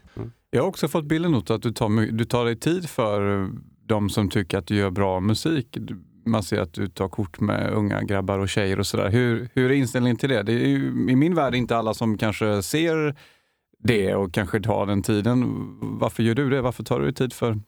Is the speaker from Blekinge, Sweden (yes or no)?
no; Gothenburg, Västra Götaland, Sweden; Jag är ju från Göteborg